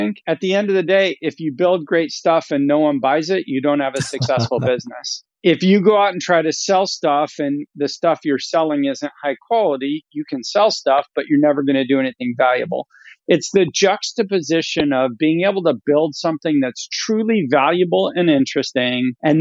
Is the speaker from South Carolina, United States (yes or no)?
no; Sacramento, California, United States; also born or lived in Philadelphia; I actually grew up in Northern California in what I affectionately call the Midwest of California, which is Sacramento